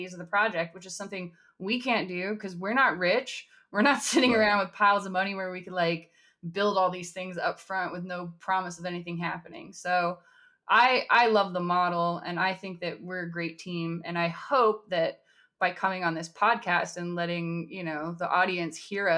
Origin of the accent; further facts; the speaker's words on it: Southern California, United States; moved away as an adult; now in New York City, United States; I'm originally from Southern California. Now I'm in New York City